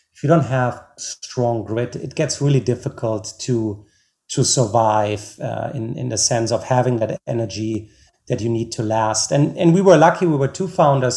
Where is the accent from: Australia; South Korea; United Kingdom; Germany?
Germany; now in United States; I'm originally from Germany.